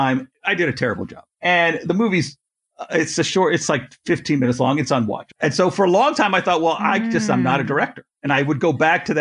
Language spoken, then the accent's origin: English; Canada; I'm Canadian